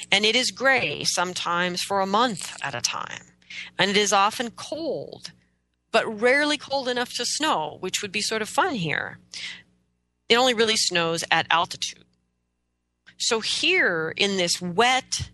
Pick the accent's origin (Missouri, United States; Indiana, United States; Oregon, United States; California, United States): Oregon, United States; I was born and raised in Oregon, in the Pacific Northwest of the United States.